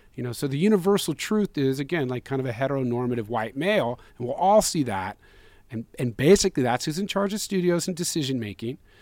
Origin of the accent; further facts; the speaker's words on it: San Francisco, California, United States; we were raised in and around Chinatown too. We being Zach